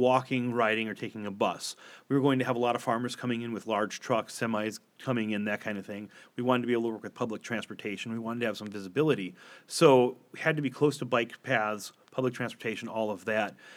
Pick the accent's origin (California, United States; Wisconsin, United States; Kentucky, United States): Wisconsin, United States; Door County; I grew up in Door County, Wisconsin.